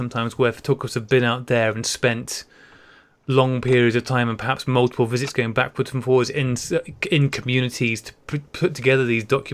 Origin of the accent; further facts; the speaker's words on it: North Wales, United Kingdom; moved away; I grew up in North Wales